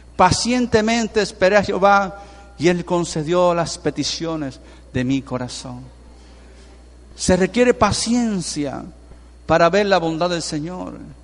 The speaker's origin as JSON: {"language": "Spanish", "country": "Venezuela", "said": "somos ciudadanos de Venezuela"}